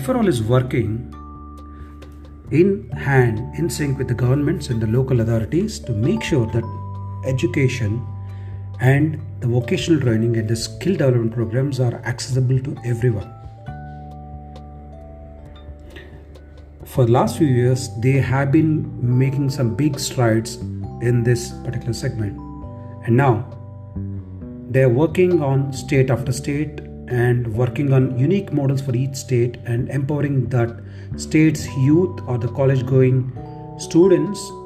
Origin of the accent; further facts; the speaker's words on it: Telangana, India; I'm from Telangana state.